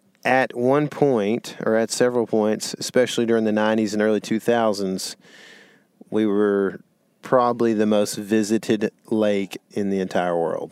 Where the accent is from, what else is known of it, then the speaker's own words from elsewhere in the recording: Lake Fork, East Texas, United States; you and I, we grew up on Lake Fork.